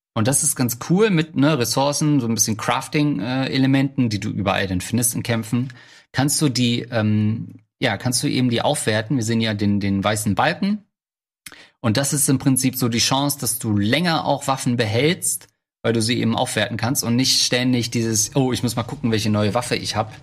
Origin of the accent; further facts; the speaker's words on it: East Germany, Germany; now in Hamburg, Germany; als Ostdeutscher